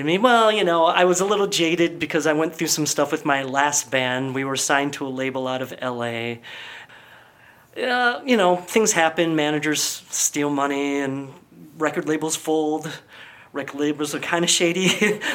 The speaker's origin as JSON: {"language": "English", "town": "Buffalo", "region": "New York", "country": "United States", "tie": "born or raised there", "also_born_or_lived": "St. Catharines, Ontario, Canada / Grand Island, New York / Athens, Georgia", "moved": "as an adult", "said": "My parents moved over the border to the American side when I was only 6 months old. Grew up in Buffalo, New York."}